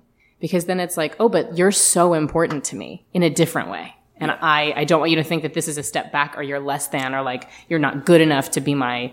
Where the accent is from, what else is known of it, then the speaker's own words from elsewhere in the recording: the South, United States; I grew up in the South as a Jewish woman